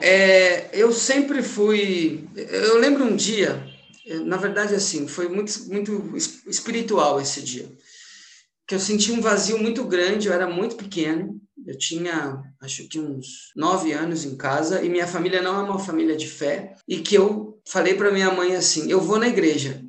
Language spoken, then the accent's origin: Portuguese; São Bernardo do Campo, São Paulo, Brazil; sou aqui de São Bernardo do Campo